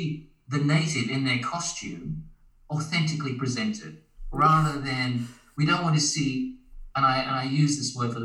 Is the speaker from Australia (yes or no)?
yes; Australia; moved away as an adult; now in Japan; as an Australian, I've been living in Japan for 9 months now.